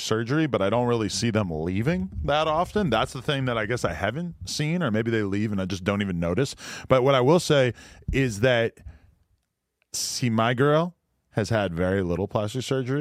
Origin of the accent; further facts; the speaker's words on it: Nashua, New Hampshire, United States; also born or lived in New York / California; now in Los Angeles, United States; my hometown of Nashua, New Hampshire